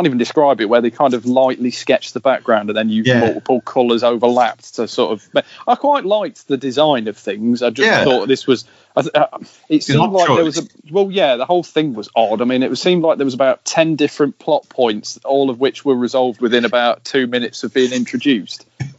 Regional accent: East Midlands, United Kingdom; I'm from South Derbyshire, so I would have been the same as well

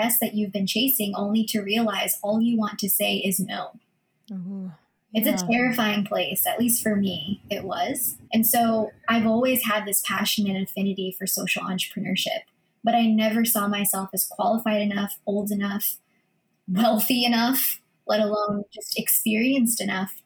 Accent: United States; first language Filipino; English is a second language; I'm Filipino American. I grew up actually speaking Filipino first before English

